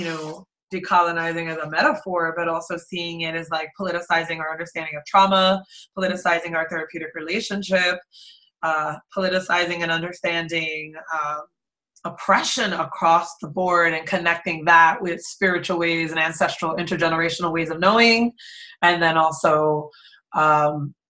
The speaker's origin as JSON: {"language": "English", "town": "Jersey City", "region": "New Jersey", "country": "United States", "tie": "born or raised there", "also_born_or_lived": "Brooklyn, New York / Queens, New York / Bay Area, California", "said": "I grew up in the inner city of Jersey City, New Jersey"}